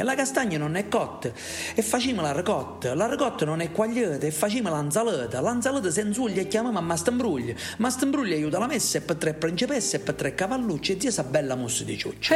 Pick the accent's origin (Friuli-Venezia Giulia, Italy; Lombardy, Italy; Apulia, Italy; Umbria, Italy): Apulia, Italy; Ascoli Satriano; accent: Ascolano dialect; il mio paese, Ascoli Satriano